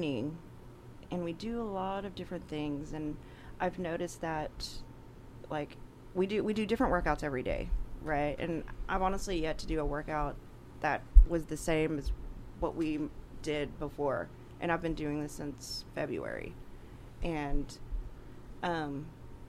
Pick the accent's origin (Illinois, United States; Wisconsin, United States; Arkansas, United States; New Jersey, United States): Arkansas, United States; Greenbrier; I grew up in Greenbrier and I had pretty strict parents